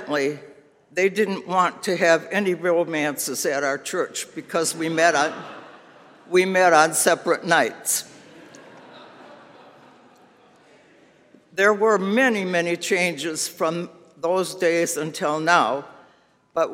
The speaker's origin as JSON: {"language": "English", "town": "Chicago", "region": "Illinois", "country": "United States", "tie": "born or raised there", "said": "Growing up in the Chicago area, I was at Fourth Roseland CRC."}